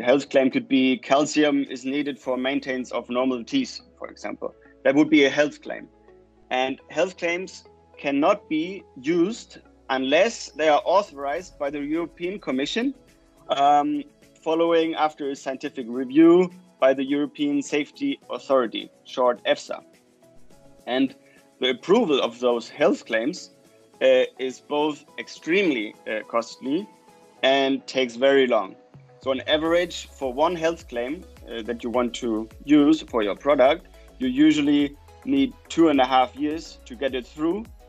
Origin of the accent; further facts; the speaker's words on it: Germany; moved away as an adult; also born or lived in Chile; now in Copenhagen, Denmark; go back to Germany, uh, to my home country